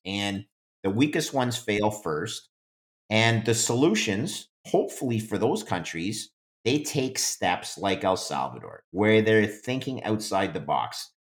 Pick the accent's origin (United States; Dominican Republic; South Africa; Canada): Canada; I'm English Canadian